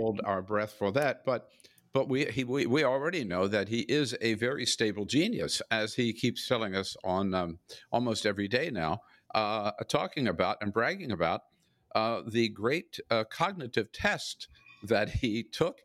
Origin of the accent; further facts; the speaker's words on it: Delaware, United States; the poultry plants in my home state of Delaware